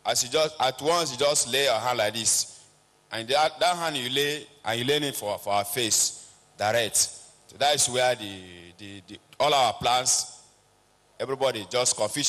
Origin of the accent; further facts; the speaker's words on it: Yola, Adamawa, Nigeria; I'm from Adamawa State, Yola.